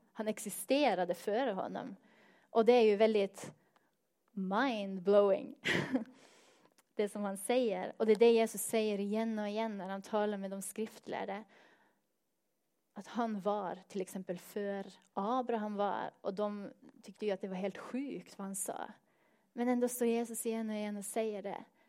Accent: Northern Norway, Norway; Swedish is a second language; moved away; jag kommer från norra Norge

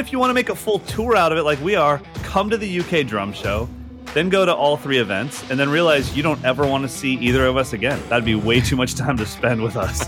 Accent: United States; as an American

